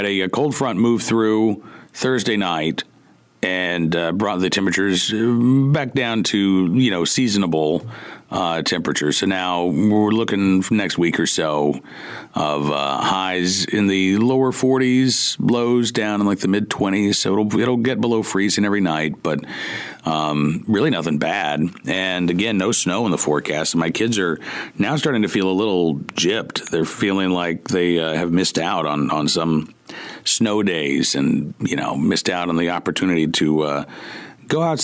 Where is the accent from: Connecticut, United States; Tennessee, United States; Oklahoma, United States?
Oklahoma, United States; now in Central Virginia, United States; I grew up in Oklahoma, 100, 105. I'm used